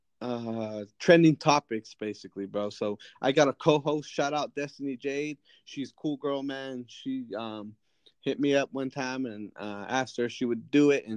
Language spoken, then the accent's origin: English; Fowler, California, United States; I'm from Fowler, which is a small town 9 miles south